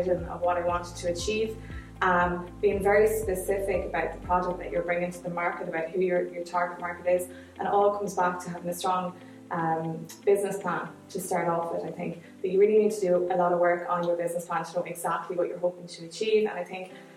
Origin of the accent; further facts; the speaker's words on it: Castlebar, Connacht, Ireland; I'm originally from Castlebar